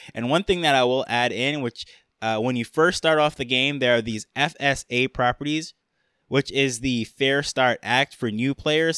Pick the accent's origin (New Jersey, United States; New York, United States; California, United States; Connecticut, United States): New York, United States; I grew up in New York.